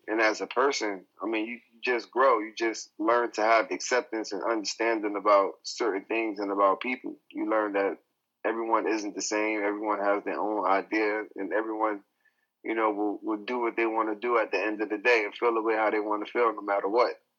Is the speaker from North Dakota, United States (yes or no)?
no; New York City, New York, United States; now in China; I'm from New York